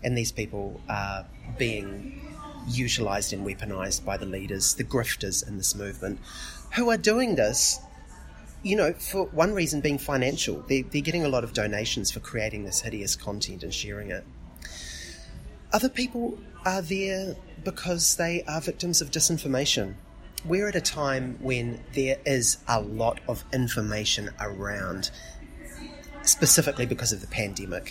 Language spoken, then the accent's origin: English; Dunedin, Otago, New Zealand; I'm from Otapoti, Dunedin